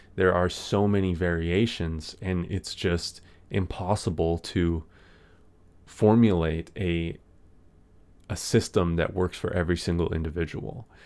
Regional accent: Canada; I'm from Canada

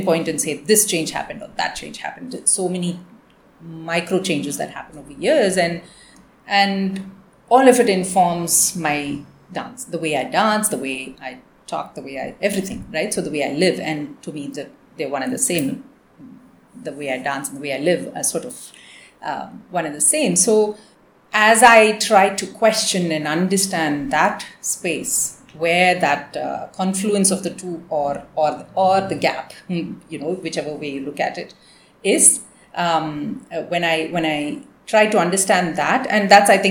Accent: Chennai, Tamil Nadu, India; moved away as an adult; also born or lived in United States; when we grew up in Chennai

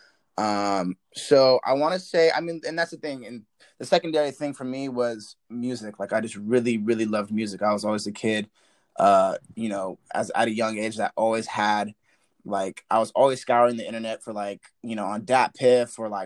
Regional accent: Central Coast of California, United States; I'm from the Central Coast of California.

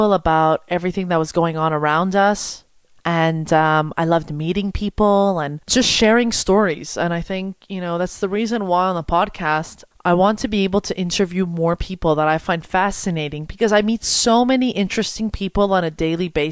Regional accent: Montreal, Quebec, Canada; I'm from Montreal

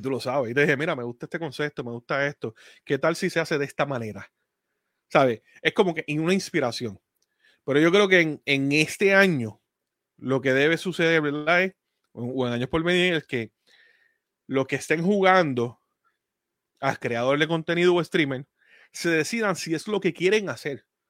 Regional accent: Puerto Rico; moved away; Nosotros somos de Puerto Rico y aunque yo no viva allá

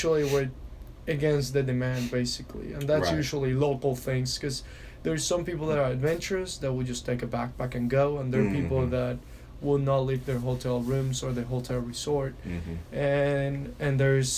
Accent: Venezuela; born there; I've only been to Argentina, and I was born in Venezuela, so that's two of them.

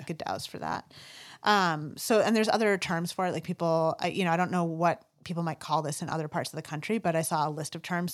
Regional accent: United States; growing up in the North Country

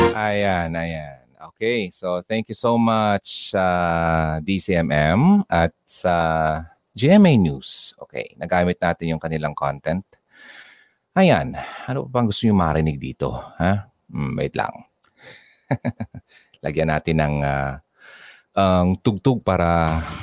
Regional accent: Bicol Region, Philippines

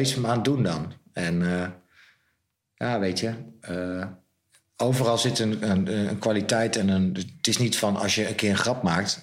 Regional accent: Zwolle, Overijssel, Netherlands; ik ben opgegroeid boven het wijnhuis in Zwolle

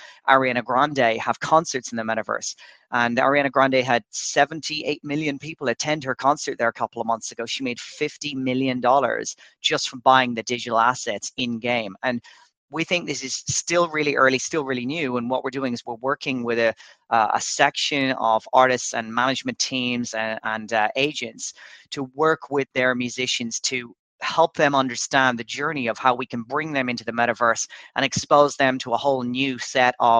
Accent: Dublin, Leinster, Ireland; moved away as an adult; now in Dubai, United Arab Emirates; I'm actually Irish. I'm from Dublin, but I've been living in Dubai for about the last 3 years

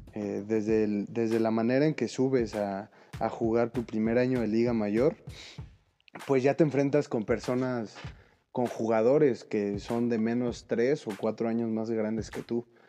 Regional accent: Mexico City, Mexico; somos chilangos

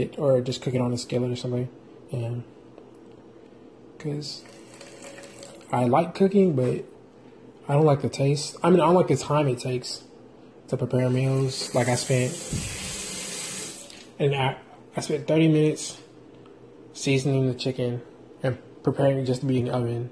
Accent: San Diego, California, United States; moved away; I'm from San Diego.

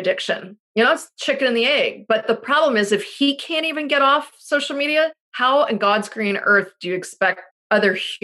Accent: Pittsburgh, Pennsylvania, United States; I'm from Pittsburgh. And in Pittsburgh, you put Heinz ketchup on literally everything, because all our grandparents worked at Heinz

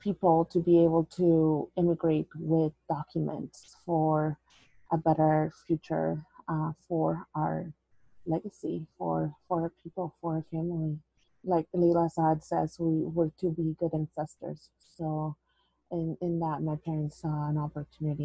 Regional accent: El Salvador; English is a second language; moved away; also born or lived in Corbett, Oregon; I came from El Salvador and I was very much a city person.

